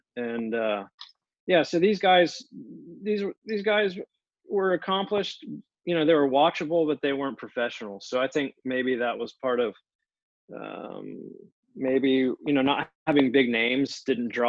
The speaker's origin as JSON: {"language": "English", "town": "Pensacola", "region": "Florida", "country": "United States", "tie": "born or raised there", "also_born_or_lived": "Jacksonville, Florida", "said": "I grew up in Pensacola on the Gulf of Mexico"}